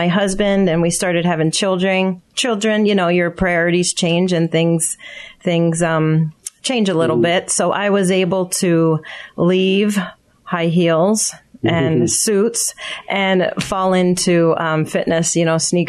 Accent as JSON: {"language": "English", "town": "Pottsville", "region": "Pennsylvania", "country": "United States", "tie": "born or raised there", "moved": "as an adult", "lives_now": "Palmyra, United States", "said": "I grew up in Schuylkill County"}